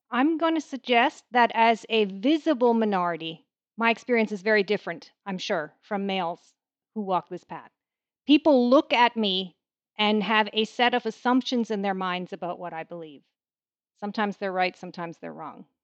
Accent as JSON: {"language": "English", "country": "Canada", "said": "I am a Canadian"}